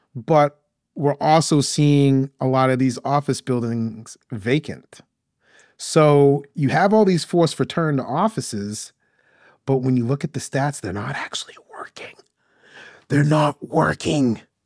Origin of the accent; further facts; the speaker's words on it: Maine, United States; moved away as an adult; now in Atlanta, United States; I'm originally from Maine, grew up in Maine